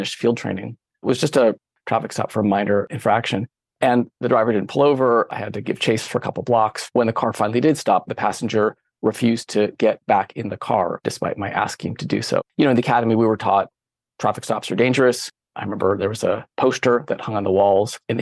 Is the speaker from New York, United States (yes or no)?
no; San Francisco Bay Area, California, United States; moved away as an adult; also born or lived in Berkeley, California; now in Maine, United States; I grew up in the San Francisco Bay Area in the late 80s, early 90s.